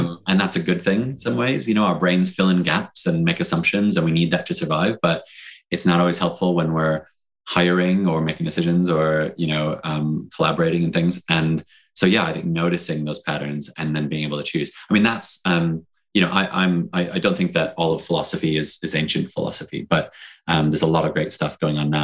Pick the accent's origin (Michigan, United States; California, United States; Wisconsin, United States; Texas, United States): Michigan, United States; Detroit; moved away as an adult; now in United Kingdom; I'm from Detroit originally.